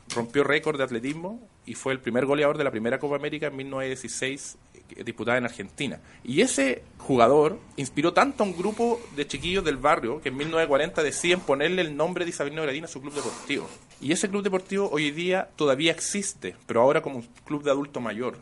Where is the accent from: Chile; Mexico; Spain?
Chile; Santiago, Santiago Metropolitan Region; yo soy de Quinta Normal también